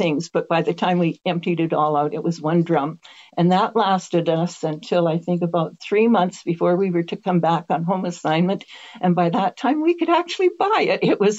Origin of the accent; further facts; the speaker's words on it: Canada; I'm coming from Canada where we stay up late.